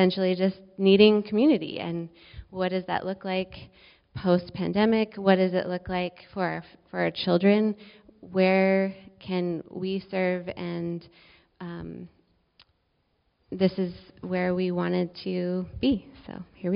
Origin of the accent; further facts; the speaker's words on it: Qualicum Beach, British Columbia, Canada; we moved back to this area where I grew up in Qualicum, we're in Arrington now